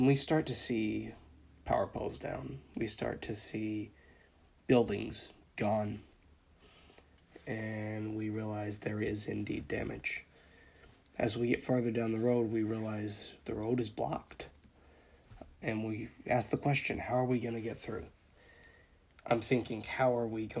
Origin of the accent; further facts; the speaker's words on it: Dawson Springs, Kentucky, United States; my hometown of Dawson Springs, Kentucky